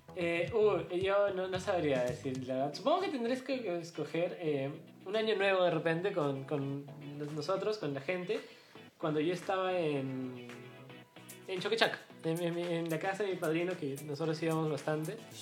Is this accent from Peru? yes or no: yes; Cusco, Peru; yo soy cusqueño